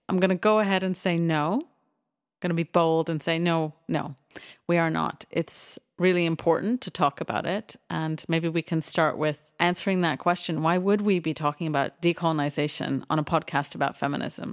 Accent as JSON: {"language": "English", "country": "Canada", "tie": "born or raised there", "also_born_or_lived": "United Kingdom", "moved": "yes", "said": "I grew up in Canada"}